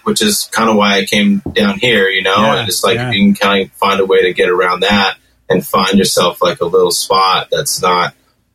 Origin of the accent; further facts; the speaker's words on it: Pico Rivera, California, United States; also born or lived in Los Angeles; I grew up in Los Angeles, like kind of outskirts of East LA, a city called Pico Rivera